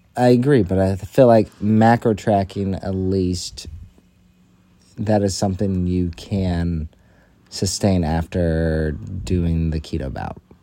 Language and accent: English; United States; I'm an American